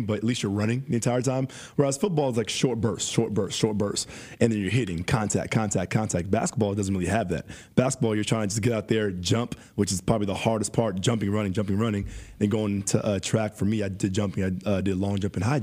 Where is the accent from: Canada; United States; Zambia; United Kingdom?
United States; San Diego, California; moved away as an adult; also born or lived in Los Angeles, California; now in Scottsdale, United States; Born and raised in San Diego